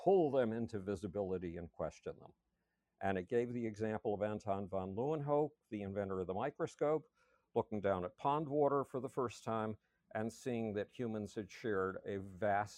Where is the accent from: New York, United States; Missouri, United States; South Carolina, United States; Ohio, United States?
New York, United States; Buffalo; I grew up in Buffalo, New York.